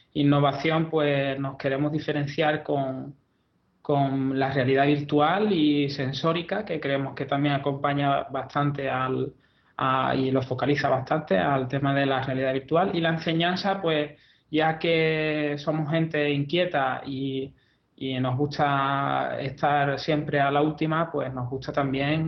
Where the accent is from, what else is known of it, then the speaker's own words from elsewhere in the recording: Andalusia, Spain; yo soy andaluz